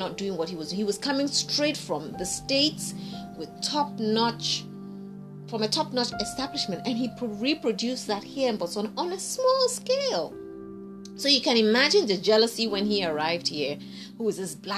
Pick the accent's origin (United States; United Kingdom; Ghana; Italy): Ghana; everybody growing up in Ghana knew my dad